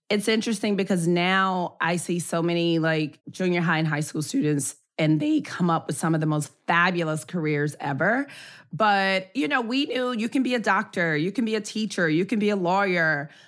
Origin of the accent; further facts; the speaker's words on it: Memphis, Tennessee, United States; moved away; I'm from Memphis